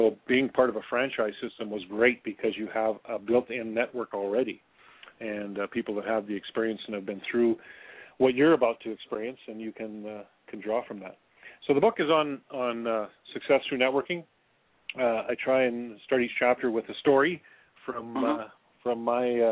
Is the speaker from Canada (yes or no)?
yes; near Lethbridge, Alberta, Canada; also born or lived in Thailand; we came back to my hometown, or near my hometown, a little bit bigger community called Lethbridge, Alberta